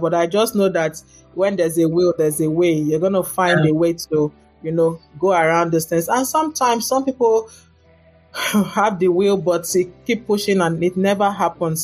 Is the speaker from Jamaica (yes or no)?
no; Nigeria; moved away as an adult; also born or lived in Lagos, Nigeria / Ghana / Cardiff, Wales; now in Dayton, United States; I'm from Nigeria